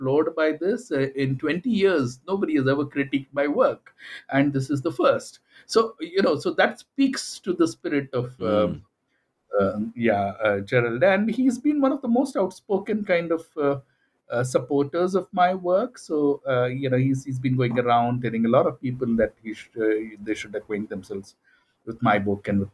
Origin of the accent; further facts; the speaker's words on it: India; my formative experiences and my background as an Indian